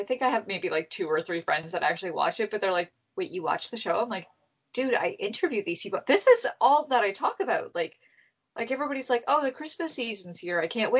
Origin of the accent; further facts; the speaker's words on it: Canada; also born or lived in Toronto, Ontario; I am Canadian. I live in Toronto, Ontario.